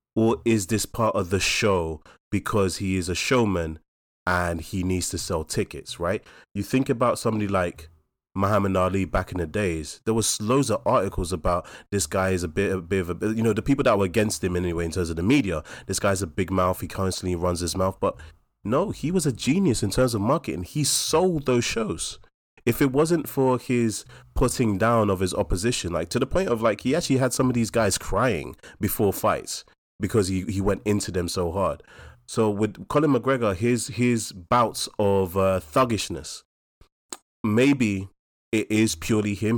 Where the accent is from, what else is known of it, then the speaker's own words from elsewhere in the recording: London, United Kingdom; we're from New Cross and Deptford, we're local